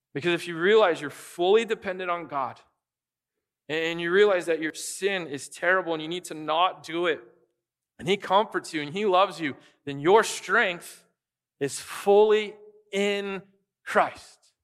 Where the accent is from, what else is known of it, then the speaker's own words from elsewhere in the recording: United States; people can tell we're American